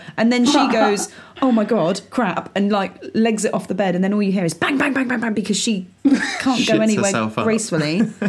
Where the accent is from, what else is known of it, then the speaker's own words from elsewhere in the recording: southern England, United Kingdom; as southerners, for example, in the UK